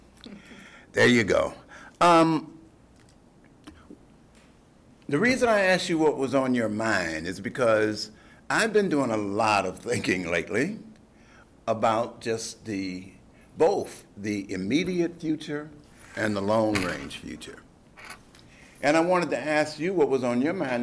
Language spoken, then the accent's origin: English; Detroit, Michigan, United States; I grew up in Detroit